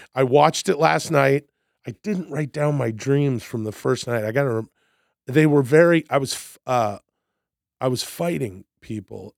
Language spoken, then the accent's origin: English; Vancouver, British Columbia, Canada; moved away as an adult; now in United States; I'm from Vancouver, Canada.